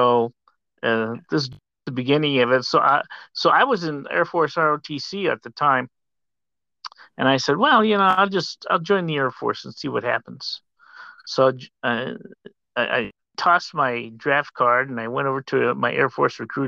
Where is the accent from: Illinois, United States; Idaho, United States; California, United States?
Illinois, United States; Sterling; moved away as an adult; also born or lived in Germany; now in Tucson, United States; I grew up in Sterling, Illinois, a little farm industrial community about 90 miles west of Chicago